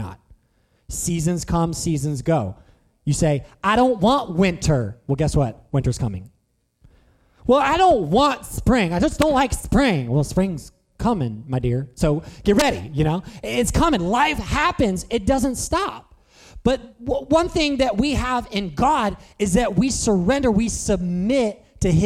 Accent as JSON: {"language": "English", "area": "Chester County", "region": "Pennsylvania", "country": "United States", "said": "I was from Chester County"}